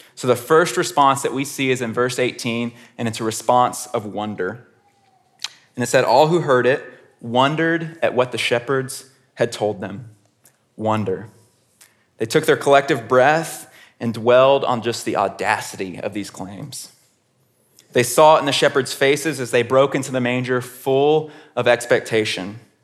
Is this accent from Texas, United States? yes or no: yes; Houston, Texas, United States; I grew up in Houston, Texas